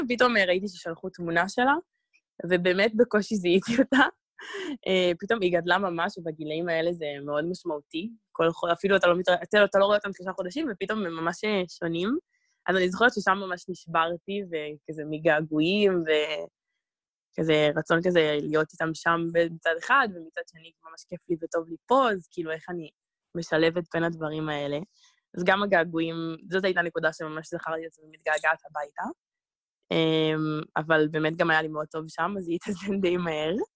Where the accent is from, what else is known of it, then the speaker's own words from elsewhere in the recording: Israel; אני ממש ישראלית, וזה הזהות שלי בעיקר